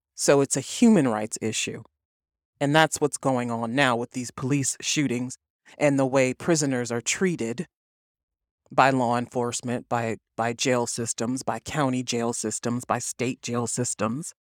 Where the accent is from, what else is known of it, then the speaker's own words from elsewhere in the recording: East Cleveland, Ohio, United States; I was raised in East Cleveland, Ohio. I was born in Cleveland.